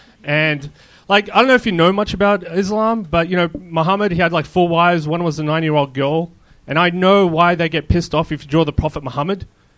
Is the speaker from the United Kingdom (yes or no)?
no; Australia; moved away; also born or lived in Israel; If you're wondering what's my accent, like I said, I'm from Australia, but I was born in Israel and I'm an Arab.